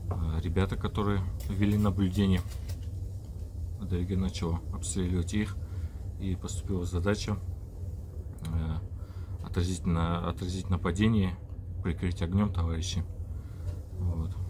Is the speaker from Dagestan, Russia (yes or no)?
yes; Dagestanskiye Ogni, Dagestan, Russia; Я родом с Республики Дагестан, город Дагестанские огни.